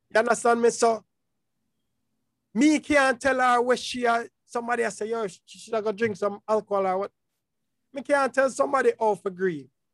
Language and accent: English; Jamaica; I'm a Jamaican